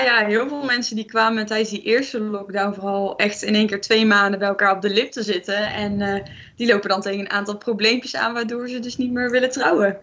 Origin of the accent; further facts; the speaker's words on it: Eindhoven, North Brabant, Netherlands; Ik kom uit Eindhoven